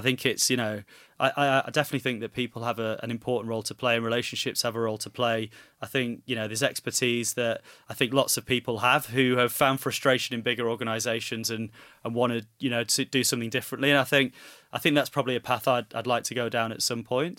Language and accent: English; Manchester, North West England, United Kingdom; being a Mancunian, My, I, you know, watched Coronation Street religiously with my mum from a very young age